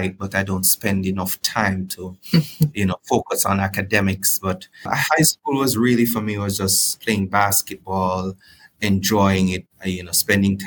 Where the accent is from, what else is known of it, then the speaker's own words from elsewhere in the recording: Springvale, Bog Walk, Saint Catherine, Jamaica; moved away as an adult; now in Canada; I'm from Jamaica, and I grew up in a small community called Springvale in the hills of Bogwalk in St. Catherine.